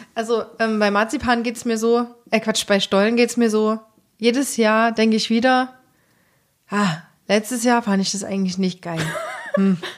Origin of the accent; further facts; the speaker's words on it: Thuringia, Germany; moved away; in der Kleinstadt, in der ich aufgewachsen bin in Thüringen